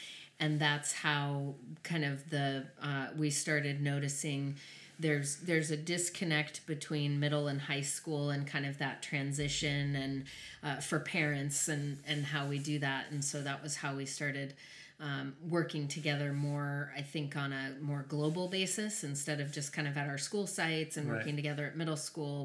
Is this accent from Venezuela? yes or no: no; Albuquerque, New Mexico, United States; moved away as an adult; also born or lived in Denver, Colorado; now in California, United States; I was born and raised in Albuquerque, New Mexico